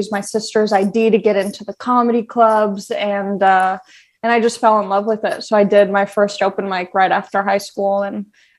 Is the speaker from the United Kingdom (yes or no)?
no; Long Beach, California, United States; Everyone always asks me where I'm from, and I'm like, I'm from Long Beach. And they're like, we thought you were from like the Midwest or something.